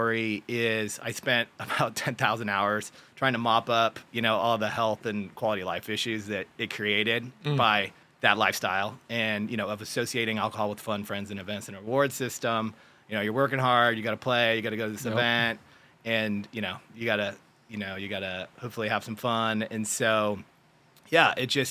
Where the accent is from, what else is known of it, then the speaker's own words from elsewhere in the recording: San Jose, California, United States; also born or lived in San Luis Obispo, California; from Silicon Valley, like Sunnyvale, San Jose area, and real active with sports. Played water polo, soccer, and tennis in high school.